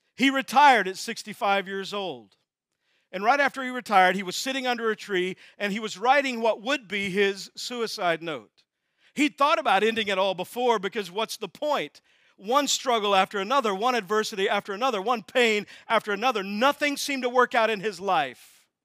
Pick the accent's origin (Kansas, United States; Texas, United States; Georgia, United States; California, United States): Texas, United States; I'm from Texas, that's where new words come from.